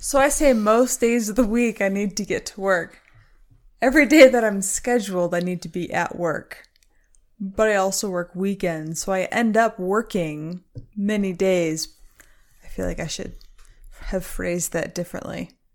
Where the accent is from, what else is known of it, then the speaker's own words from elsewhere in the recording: Michigan, United States; I grew up in Michigan, a fantastic place to grow up